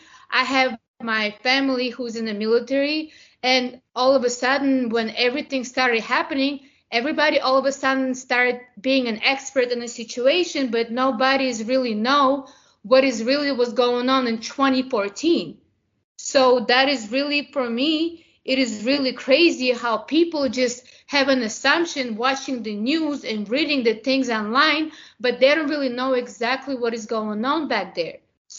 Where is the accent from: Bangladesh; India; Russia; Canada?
Russia; moved away; I'm from Russia originally